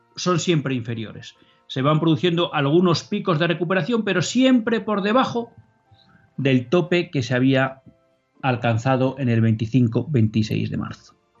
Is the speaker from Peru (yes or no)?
no; Spain; somos españoles